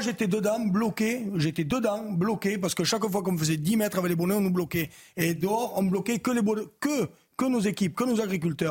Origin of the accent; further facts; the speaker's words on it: France; chez nous en France